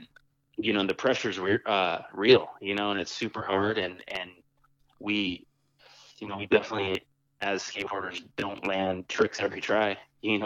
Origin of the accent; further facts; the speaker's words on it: San Jose, California, United States; I was born and raised here in San Jose